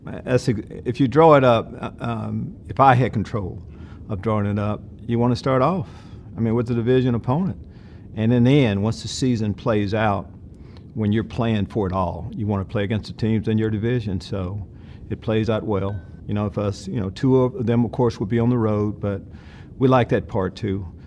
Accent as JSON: {"language": "English", "region": "East Texas", "country": "United States", "tie": "born or raised there", "said": "I grew up in East Texas"}